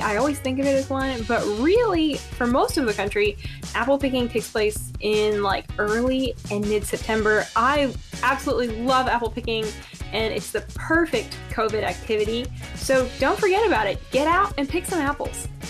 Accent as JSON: {"language": "English", "region": "Massachusetts and New Hampshire", "country": "United States", "tie": "born or raised there", "also_born_or_lived": "Georgia", "moved": "yes", "said": "I grew up in Massachusetts and New Hampshire"}